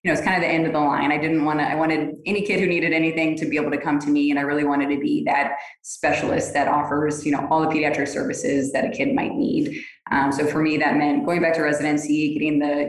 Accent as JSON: {"language": "English", "region": "Florida", "country": "United States", "also_born_or_lived": "Alaska", "moved": "yes", "lives_now": "Texas, United States", "said": "I'm from Florida"}